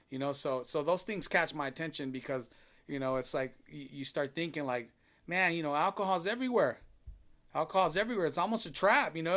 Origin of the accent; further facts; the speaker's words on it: Long Beach, California, United States; moved away as an adult; now in Downey, United States; I'm born and raised in Long Beach